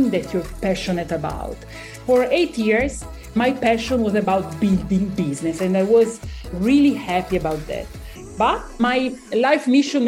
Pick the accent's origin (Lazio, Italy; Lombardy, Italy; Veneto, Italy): Lombardy, Italy; Como; moved away as an adult; also born or lived in Milan, Italy; now in Monaco; I'm born and grew up in Italy, and I come from an amazing place. It's Como Lake